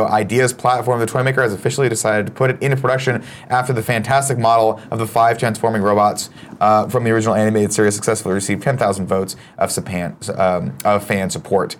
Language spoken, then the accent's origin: English; Riverside, California, United States; growing up in Southern California